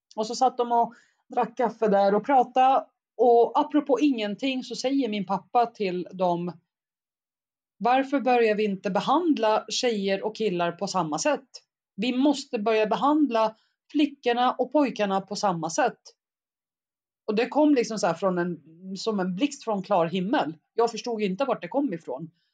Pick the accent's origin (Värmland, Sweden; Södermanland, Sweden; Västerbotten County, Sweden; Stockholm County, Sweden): Södermanland, Sweden; Eskilstuna; also born or lived in Baghdad, Iraq; kom till Sverige när jag var ungefär sex år gammal, vilket gjorde att jag, jag gick ju i skolan i svensk skola under hela mitt liv